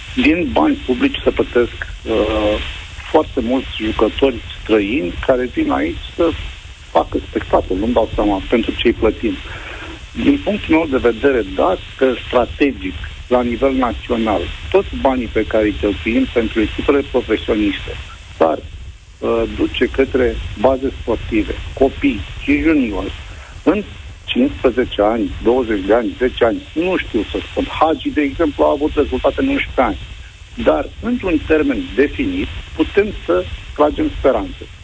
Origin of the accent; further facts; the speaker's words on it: Brăila, Brăila County, Romania; eu sunt din Brăila